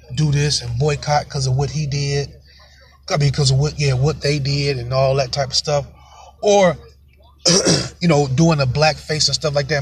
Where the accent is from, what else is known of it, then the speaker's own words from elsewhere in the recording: Michigan, United States; I'm from Michigan